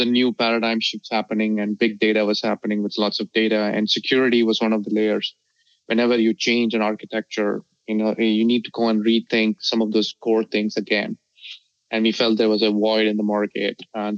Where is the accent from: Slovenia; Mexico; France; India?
India; Delhi; also born or lived in South India; I was born in the south of India and I grew up in Delhi.